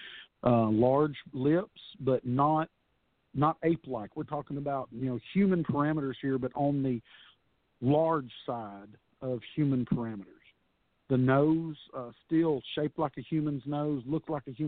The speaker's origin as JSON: {"language": "English", "region": "Texas", "country": "United States", "tie": "born or raised there", "said": "I'm a Texas guy, born and raised in Texas"}